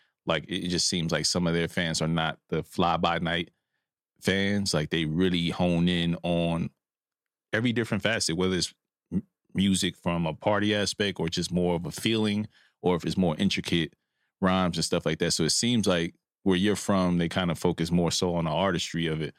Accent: Brooklyn, New York, United States; I'm from Brooklyn originally, so my father's side is West Indian, British Virgin Islands

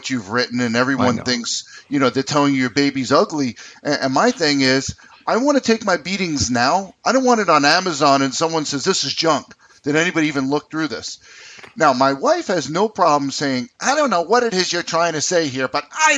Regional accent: United States; moved away; also born or lived in New York City, New York / New Jersey; I'm an East Coast person. I grew up in New York City, New Jersey

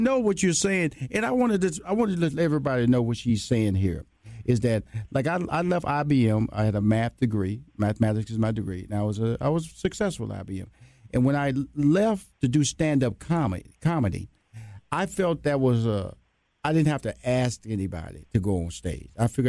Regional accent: Houston, Texas, United States; She's a Los Angeles native. I'm from Houston, Texas, a Southern boy, West Coast girl.

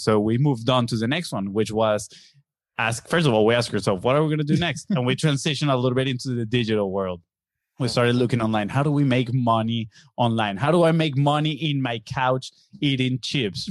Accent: Venezuela; English is a second language; moved away as an adult; now in Florida, United States; We are from Venezuela in South America

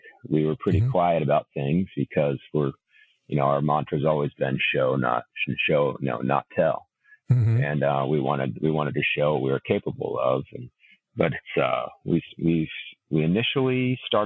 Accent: Ventura, California, United States; I grew up in Ventura, California.

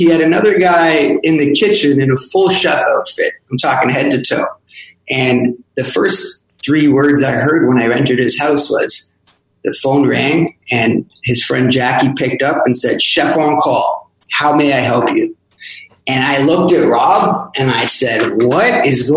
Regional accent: Toronto, Ontario, Canada; moved away as an adult; now in Montreal, Canada; I wasn't actually from Montreal. I'm from Toronto

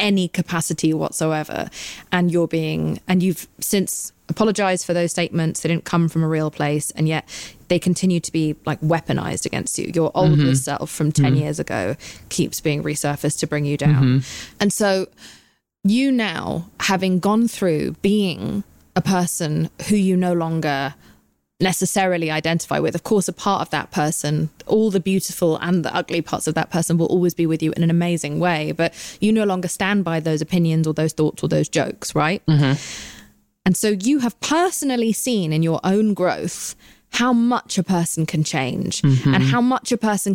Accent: United Kingdom; I'm British.

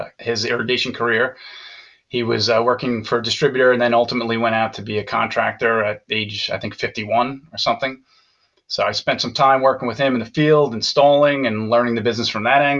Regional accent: Long Island, New York, United States; I'm from Long Island

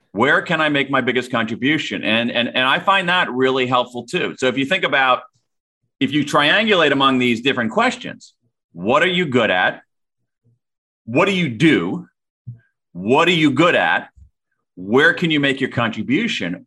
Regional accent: Central Ohio, United States; I grew up in Central Ohio

